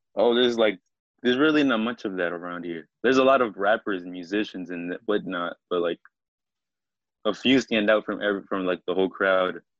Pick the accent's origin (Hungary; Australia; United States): United States; Annapolis, Maryland; also born or lived in Mexico; I pretty much grew up in Annapolis, Maryland